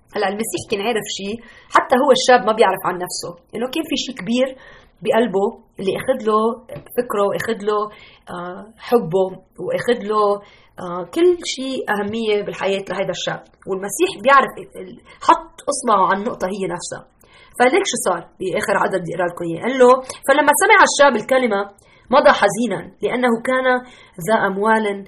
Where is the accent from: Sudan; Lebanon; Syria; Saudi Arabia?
Lebanon; now in Chicago, United States; أنا لبنانية